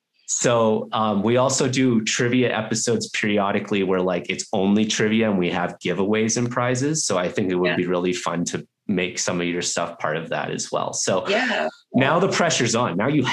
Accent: Canada; also born or lived in Vancouver / Australia; now in Denver, United States; And then I am Canadian. And so I went to school in Vancouver and then I wanted to travel and I ended up playing hockey and living in Australia for a couple of years. And now I'm in Denver, Colorado.

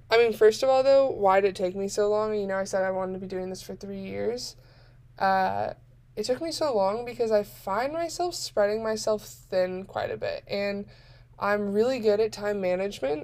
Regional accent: Bay Area, Northern California, United States; moved away as an adult; now in Arizona, United States; I was born and raised in Northern California, the Bay Area

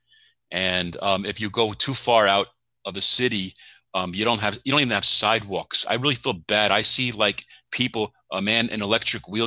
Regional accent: Long Island, New York, United States; I was from Long Island, so I was in a Long Island scene

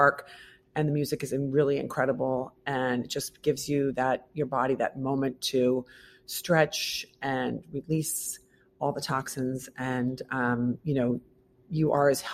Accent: Midwest, United States; now in New York, United States; I'm from the Midwest.

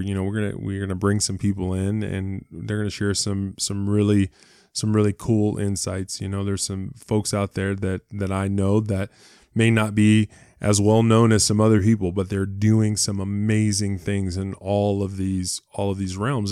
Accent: Cleveland, Ohio, United States; moved away as an adult; I was born in Ohio, uh, in Cleveland, Ohio, uh, lived in Ohio uh, most of my life until, till I went to college

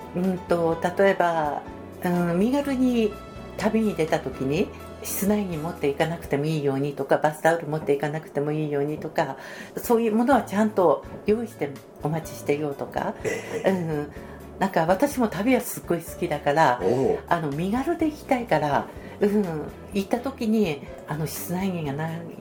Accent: Tsuruoka, Yamagata, Japan; 岡出身です生粋の鶴岡っ子

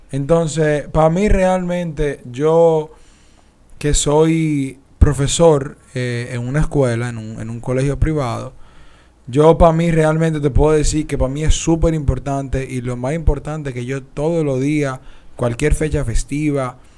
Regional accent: Dominican Republic; Porque somos dominicanos

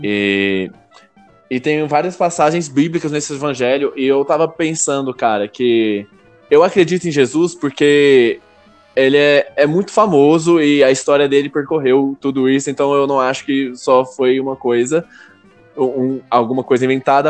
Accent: Goiânia, Goiás, Brazil; eu sou de Goiânia

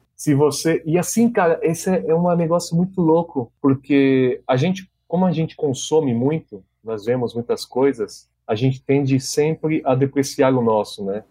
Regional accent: São Paulo, Brazil; moved away as an adult; now in Foz do Iguaçu, Brazil; Sou de São Paulo, sou nascido na capital mesmo e moro em Foz do Iguaçu há nove anos

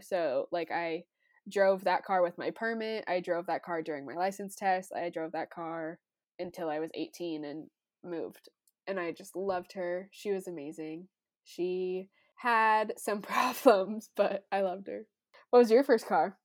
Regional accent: Loveland, Colorado, United States; the Loveland Rodeo, that's my hometown

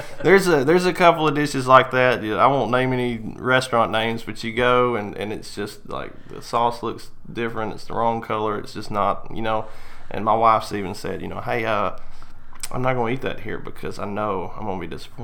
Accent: Louisiana, United States; also born or lived in Monroe / Baton Rouge / Pineville; Well, see, that's where my family's from. I was born in Monroe, Louisiana. And then we moved around. We lived like Baton Rouge, Pineville, all over the state, kind of.

